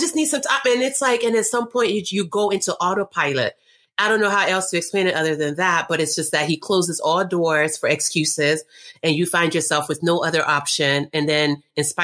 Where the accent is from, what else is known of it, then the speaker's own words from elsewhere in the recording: North Carolina, United States; also born or lived in Nigeria; I'm from Nigeria originally, but I grew up in North Carolina.